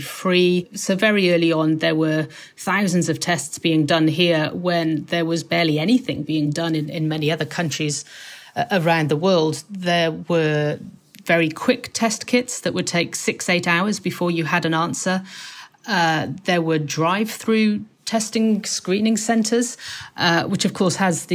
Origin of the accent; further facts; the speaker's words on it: United Kingdom; moved away as an adult; now in Seoul, South Korea; I come from a Western background. I'm British